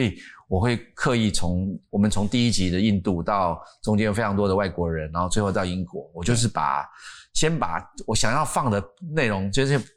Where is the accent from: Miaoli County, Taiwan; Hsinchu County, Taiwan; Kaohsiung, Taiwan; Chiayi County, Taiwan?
Miaoli County, Taiwan; 我在苗栗的，大家说苗栗国 苗栗国苗栗的山上的一个，一个营区的旁边